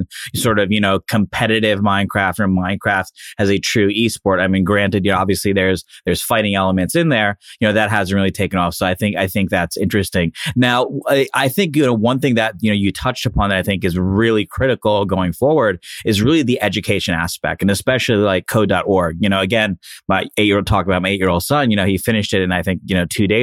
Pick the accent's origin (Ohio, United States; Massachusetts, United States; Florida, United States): Florida, United States; Miami; I'm from Miami